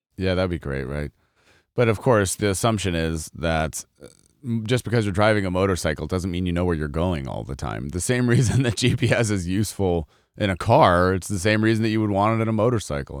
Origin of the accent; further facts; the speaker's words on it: Colorado, United States; I grew up in Colorado